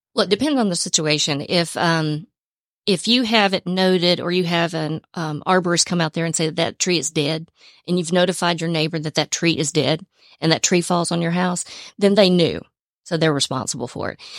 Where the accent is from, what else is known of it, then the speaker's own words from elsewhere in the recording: Atlanta, Georgia, United States; also born or lived in Cobb County, Georgia; I'm originally from Georgia. Was born and raised in Atlanta, then moved to Cobb County, spent most of my life in Cobb County